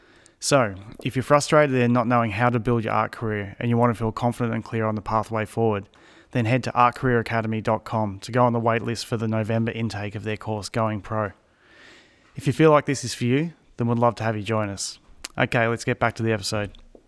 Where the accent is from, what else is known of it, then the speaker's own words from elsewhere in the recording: Melbourne, Victoria, Australia; moved away as an adult; now in central Australia; I'm from Melbourne. But I always move around a lot in my life.